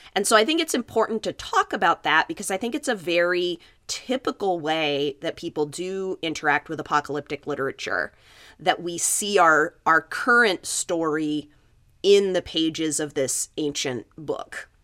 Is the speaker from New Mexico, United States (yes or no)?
yes; Los Alamos, New Mexico, United States; my hometown is Los Alamos, New Mexico